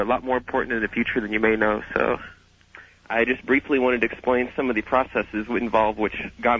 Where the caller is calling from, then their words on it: Kansas, United States; I'm calling from Kansas. I wouldn't like to reveal my exact location.